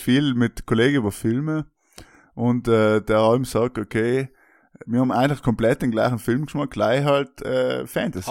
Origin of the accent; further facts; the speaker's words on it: South Tyrol, Trentino-Alto Adige, Italy; als Südtiroler